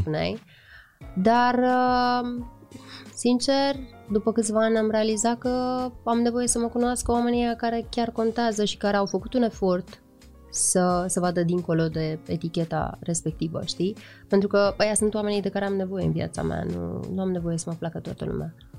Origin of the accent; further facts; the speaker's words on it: Iași, Iași County, Romania; faptul că sunt moldoveancă